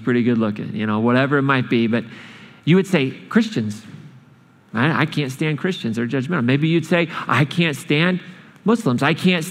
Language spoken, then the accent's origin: English; Boston, Massachusetts, United States; I'm from Boston